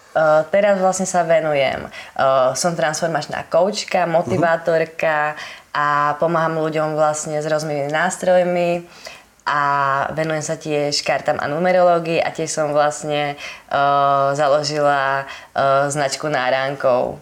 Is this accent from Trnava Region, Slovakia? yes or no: yes; Holíč, Trnava Region, Slovakia; pochádzam z Holíča